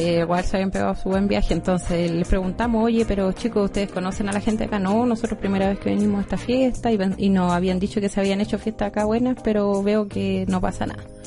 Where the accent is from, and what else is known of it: Chile